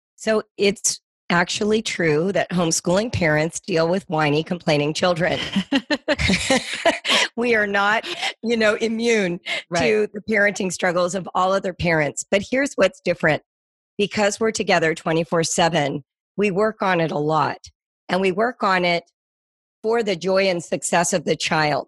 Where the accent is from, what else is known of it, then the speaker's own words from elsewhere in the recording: Las Virgenes School District, Malibu Canyon, California, United States; I grew up in the Las Virgenes School District, which is out in Malibu Canyon